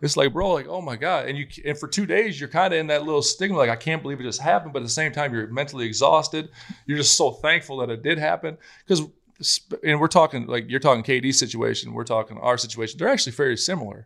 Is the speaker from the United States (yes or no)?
yes; South Dakota, United States; growing up in South Dakota where I was